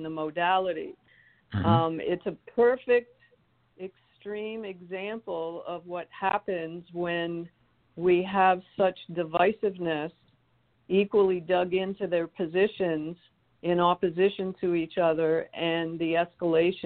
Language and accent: English; Canada; moved away as an adult; now in Richmond, United States; I have the good fortune of having been raised in a country that did not fight a civil war. So when I moved in 1990 from Canada